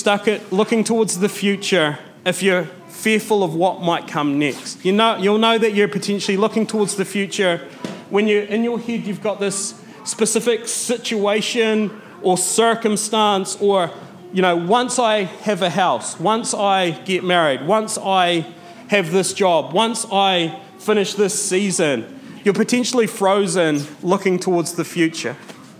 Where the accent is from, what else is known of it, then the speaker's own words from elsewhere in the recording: Matara, Southern Province, Sri Lanka; every time I go back to Matara, every time I go back to my hometown, I see my friends that I went to primary school with living the exact same life that their parents lived.